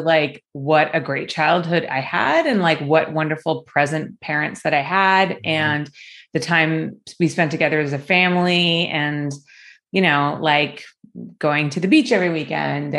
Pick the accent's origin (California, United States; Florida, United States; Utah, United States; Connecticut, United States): California, United States; Los Angeles; also born or lived in Hollywood, Los Angeles / Calabasas, California; I grew up in like the Culver City, Mar Vista area